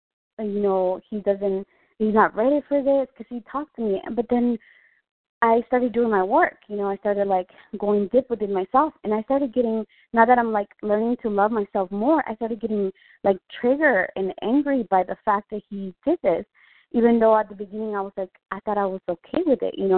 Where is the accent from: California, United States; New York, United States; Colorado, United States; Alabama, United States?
California, United States; Vista; Oh, I'm from Vista, California.